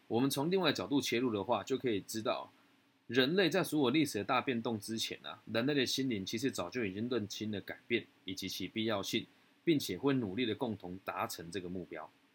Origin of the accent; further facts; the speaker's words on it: Taiwan; 我是台湾人